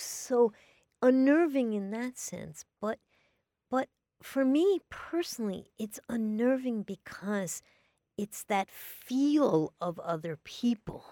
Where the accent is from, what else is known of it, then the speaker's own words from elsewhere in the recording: New York City, New York, United States; I grew up in New York City